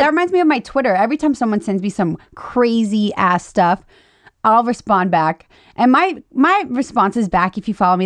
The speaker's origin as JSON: {"language": "English", "region": "Louisiana", "country": "United States", "moved": "yes", "said": "I'm from Louisiana"}